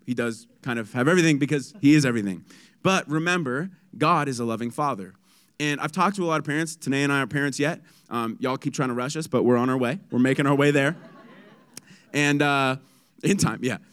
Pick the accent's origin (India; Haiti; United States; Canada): United States; San Diego, California; I'm from San Diego. It's sunny, seventy-five